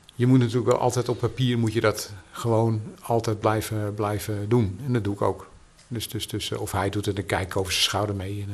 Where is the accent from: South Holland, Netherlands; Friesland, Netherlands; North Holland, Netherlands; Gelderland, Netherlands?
North Holland, Netherlands; Amsterdam; ik ben een echte Amsterdammer